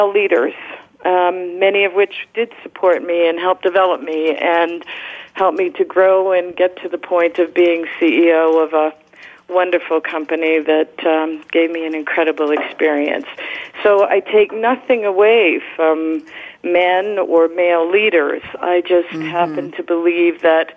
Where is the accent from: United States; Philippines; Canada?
Canada; moved away; I'm originally from Canada